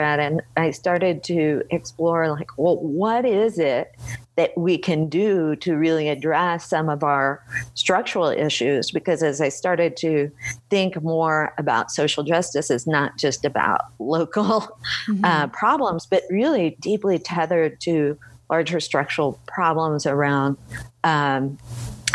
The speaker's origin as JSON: {"language": "English", "area": "Bay Area", "region": "California", "country": "United States", "tie": "born or raised there", "moved": "yes", "lives_now": "Boulder, United States", "said": "I grew up in the Bay Area"}